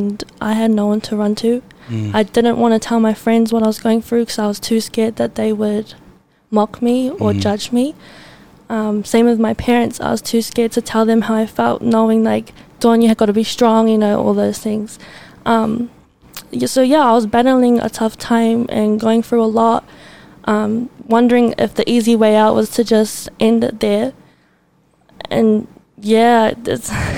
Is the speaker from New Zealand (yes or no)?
yes; Auckland, New Zealand; I am from South Auckland